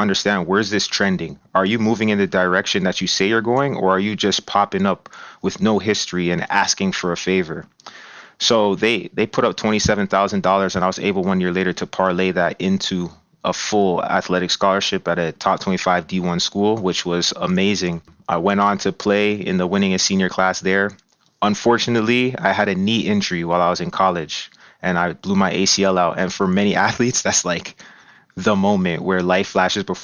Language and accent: English; Brampton, Ontario, Canada; I'm originally from Brampton, Ontario. I grew up in the same house that my mom still lives in to this day. So really born and raised